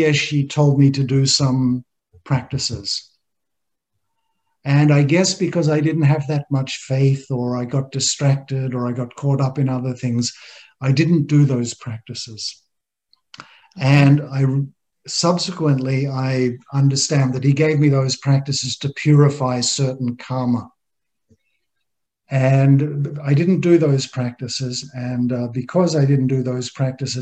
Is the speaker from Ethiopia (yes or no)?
no; Australia; moved away as an adult; I grew up in Australia, just a normal middle-class Australian boy